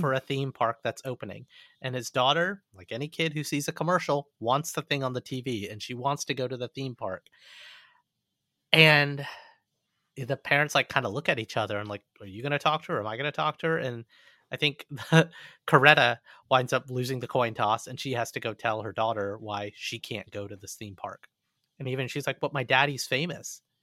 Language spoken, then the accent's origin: English; Montgomery, Alabama, United States; moved away; I actually grew up in Montgomery, Alabama